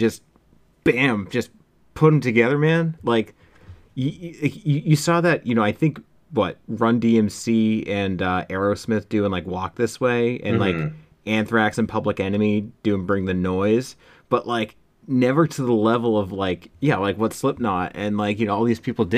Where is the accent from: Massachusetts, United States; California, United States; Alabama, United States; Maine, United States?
Massachusetts, United States; MetroWest; I grew up in the Metro West area